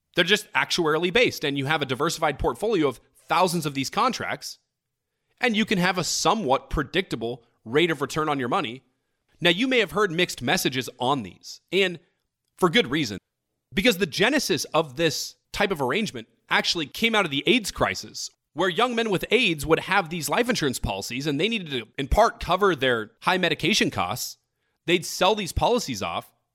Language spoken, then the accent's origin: English; United States; we're one country with three hundred thirty million people